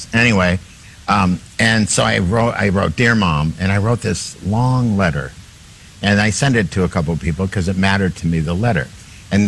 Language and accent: English; Minneapolis, Minnesota, United States; That's my hometown.